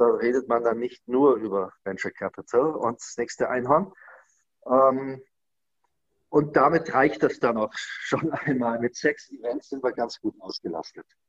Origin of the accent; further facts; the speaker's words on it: Germany; als Deutscher